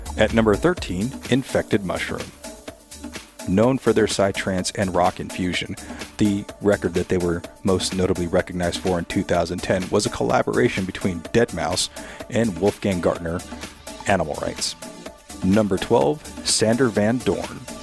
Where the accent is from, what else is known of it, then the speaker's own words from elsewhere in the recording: San Bernardino, California, United States; my hometown in San Bernardino, California